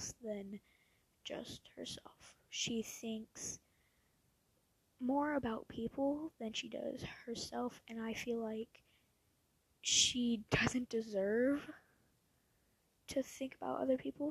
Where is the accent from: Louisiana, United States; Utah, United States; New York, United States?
Louisiana, United States; also born or lived in Posen, Illinois; when I was 3 years old, we moved here from Posen, Illinois. We moved to Louisiana to live closer to my dad's mother.